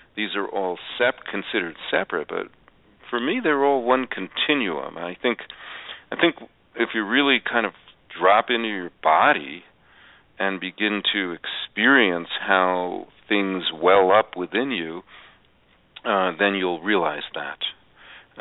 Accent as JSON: {"language": "English", "region": "New York", "country": "United States", "tie": "born or raised there", "said": "I was raised in New York"}